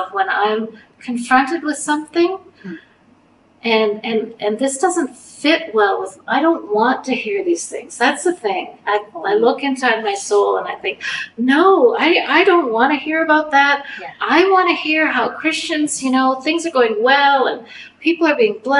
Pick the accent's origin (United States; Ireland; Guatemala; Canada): Canada; as a Canadian